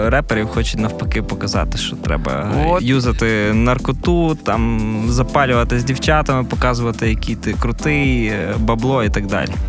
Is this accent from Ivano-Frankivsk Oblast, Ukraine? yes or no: yes; Kalush, Ivano-Frankivsk Oblast, Ukraine; я родом з Калоша